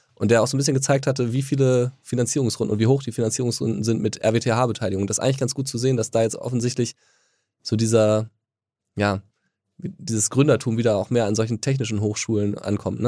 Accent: near Wuppertal, North Rhine-Westphalia, Germany; ich komme ja sogar aus der Nähe von Wuppertal

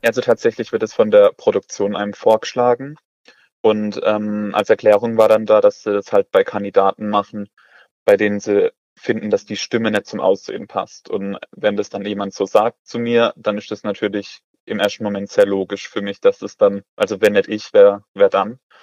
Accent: Oberkrombach, near Karlsruhe, Baden-Württemberg, Germany; Ich komme aus Oberkrombach, das liegt bei Karlsruhe

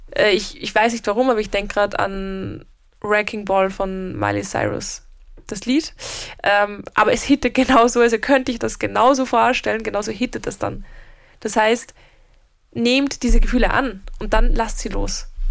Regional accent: Austria; bei uns in Österreich

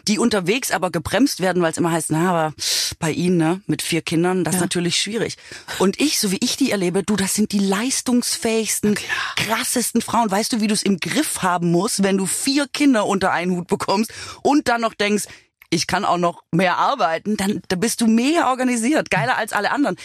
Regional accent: Swabia, Germany; now in Berlin, Germany; Ich bin ja Schwäbin

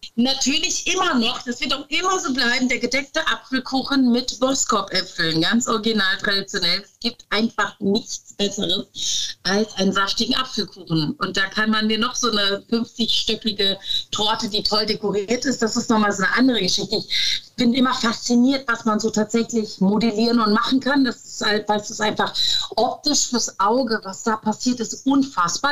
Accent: North Rhine-Westphalia, Germany; moved away as an adult; now in Cologne, Germany; ich liebe Ostwestfalen, meine Eltern sind immer noch da, meine ganzen Sandkastenfreunde sind

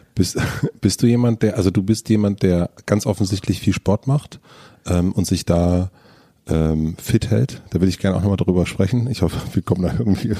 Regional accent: southern Brandenburg, Germany; ich bin auf dem Dorf groß geworden in, in, in Südbrandenburg

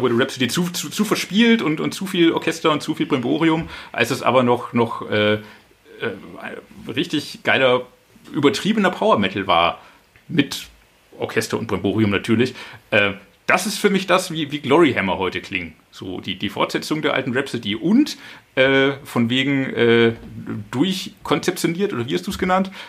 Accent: Franconia, Bavaria, Germany; Ich komme auch aus der Region, natürlich. Ich bin davor vorgeprägt aus Franken

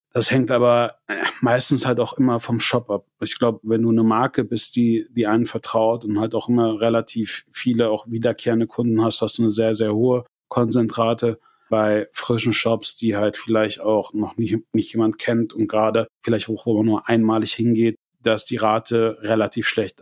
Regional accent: Germany; wir auch als Deutsche

